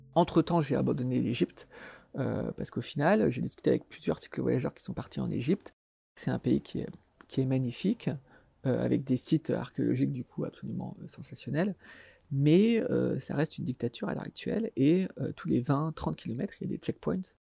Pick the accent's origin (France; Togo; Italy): France